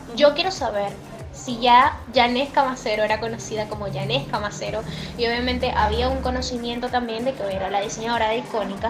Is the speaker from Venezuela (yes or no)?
yes; Venezuela; nosotros como venezolanos